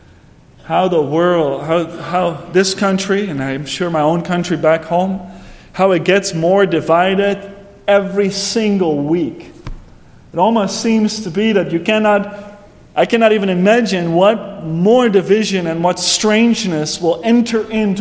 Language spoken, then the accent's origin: English; Netherlands; moved away; back in my hometown in Heerden.